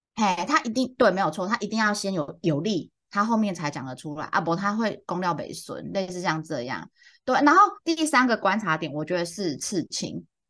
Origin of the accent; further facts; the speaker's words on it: central and southern Taiwan, Taiwan; 我小时候在中南部长大